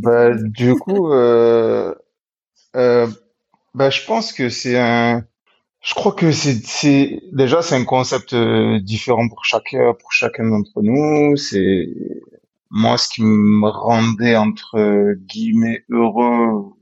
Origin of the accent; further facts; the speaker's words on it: Marseille, Provence-Alpes-Côte d'Azur, France; je suis marseillais